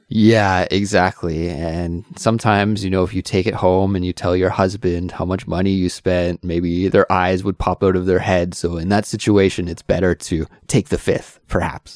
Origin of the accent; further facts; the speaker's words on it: Canada; being a Canadian